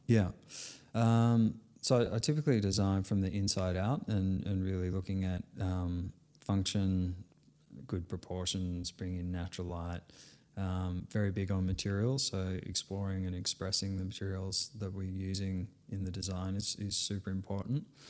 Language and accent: English; Sydney, New South Wales, Australia; I was born in Sydney